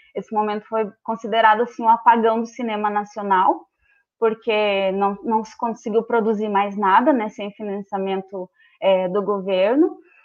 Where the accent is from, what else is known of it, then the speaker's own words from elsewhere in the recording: Rio Grande do Sul, Brazil; moved away as an adult; also born or lived in Pelotas; now in Londrina, Brazil; sou gaúcha, né? Moro em Londrina há cinco anos.